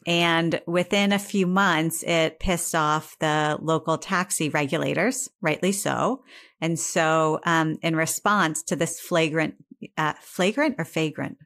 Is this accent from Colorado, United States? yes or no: no; Northeast Ohio, United States; moved away; I'm from Northeast Ohio